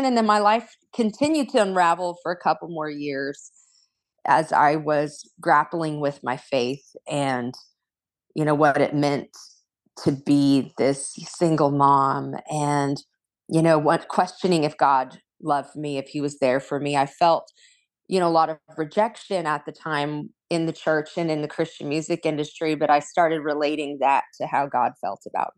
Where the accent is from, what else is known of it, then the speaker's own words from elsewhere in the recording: Corona, California, United States; in a family of ministers and singers and musicians in Southern California